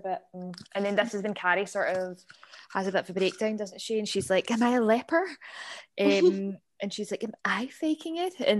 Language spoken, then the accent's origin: English; Cumbernauld, Scotland, United Kingdom; moved away as an adult; now in Glasgow, United Kingdom; No, but I'm from Cumbernauld. I live in the west end of Glasgow. But yeah, I am from Cumbernauld.